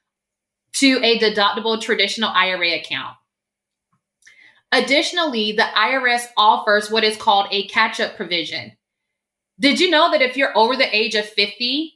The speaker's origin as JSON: {"language": "English", "town": "Augusta", "region": "Georgia", "country": "United States", "tie": "born or raised there", "moved": "as an adult", "lives_now": "California, United States", "said": "I was born and raised in Augusta, Georgia"}